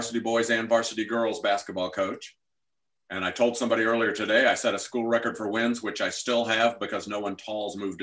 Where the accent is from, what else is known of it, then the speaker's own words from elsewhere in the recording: St. Louis, Missouri, United States; I'm from St. Louis area